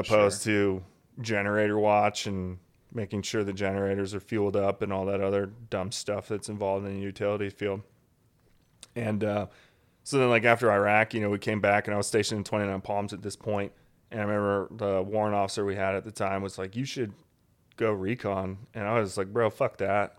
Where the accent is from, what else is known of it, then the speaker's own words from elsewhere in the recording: Alaska, United States; moved away as an adult; I grew up in Alaska